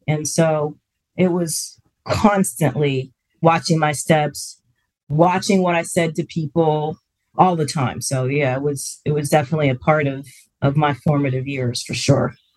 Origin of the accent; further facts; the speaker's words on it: Springfield, Ohio, United States; moved away; I'm from Springfield